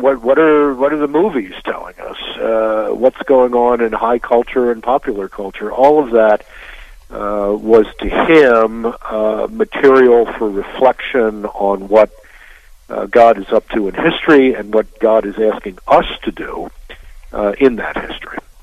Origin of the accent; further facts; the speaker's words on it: Baltimore, Maryland, United States; I grew up in Baltimore